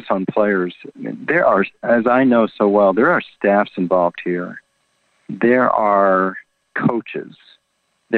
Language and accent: English; Washington, District of Columbia, United States; I'm from Washington, D.C., huge Redskin fan growing up